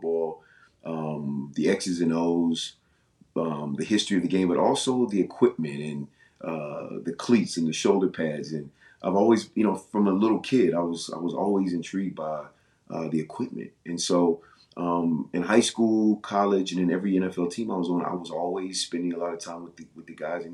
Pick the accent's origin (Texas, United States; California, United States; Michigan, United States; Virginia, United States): Virginia, United States; moved away as an adult; I'm from Virginia